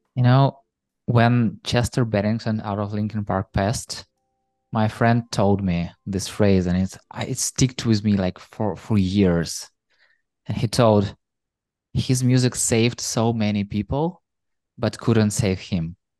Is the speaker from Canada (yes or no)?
no; Ukraine; You know, I'm from Ukraine